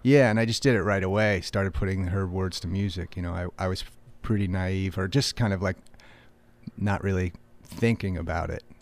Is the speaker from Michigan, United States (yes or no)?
no; about forty-five minutes west of Boston, Massachusetts, United States; I grew up, uh, about forty-five minutes west of Boston